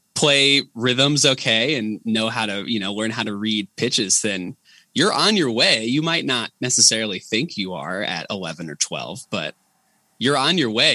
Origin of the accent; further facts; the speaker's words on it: Enon, Ohio, United States; now in Yellow Springs, United States; i grew up in enon the town over